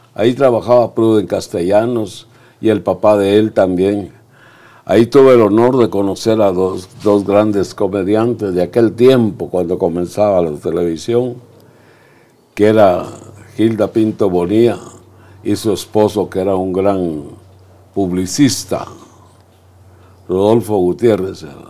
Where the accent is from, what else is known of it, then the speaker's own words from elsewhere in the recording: Zacapa, Guatemala; also born or lived in United States; now in Guatemala City, Guatemala; Yo comencé a decir malas palabras en Zacapa, la tierra de Teochema, Rellana